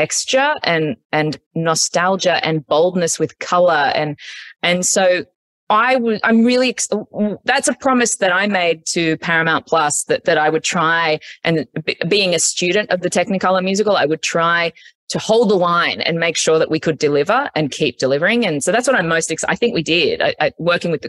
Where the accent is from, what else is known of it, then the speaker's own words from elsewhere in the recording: Australia; moved away as an adult; now in United States; I grew up in Australia